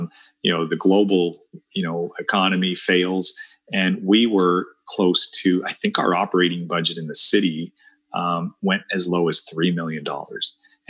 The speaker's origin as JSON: {"language": "English", "region": "La Paz", "country": "Bolivia", "tie": "born there", "said": "So I'm Bolivian born. I was born in La Paz, Bolivia."}